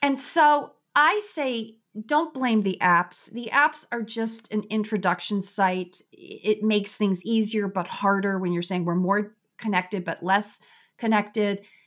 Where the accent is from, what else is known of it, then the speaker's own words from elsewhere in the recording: Chicago, Illinois, United States; I am originally born and raised in Chicago